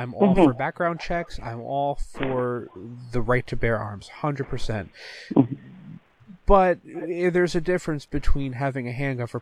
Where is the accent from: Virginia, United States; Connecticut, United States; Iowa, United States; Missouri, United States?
Connecticut, United States; I'm from Connecticut